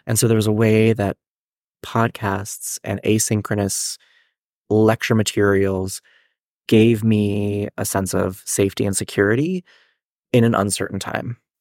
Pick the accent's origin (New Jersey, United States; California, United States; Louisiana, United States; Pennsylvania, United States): Pennsylvania, United States; Hannastown; also born or lived in Japan; I grew up in this small town called Hannahstown, Pennsylvania.